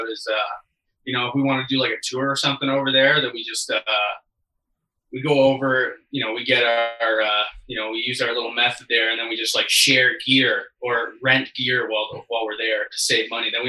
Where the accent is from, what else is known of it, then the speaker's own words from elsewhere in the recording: Sarnia, Ontario, Canada; I play guitar in …. And we're from Sarnia, Ontario, Canada.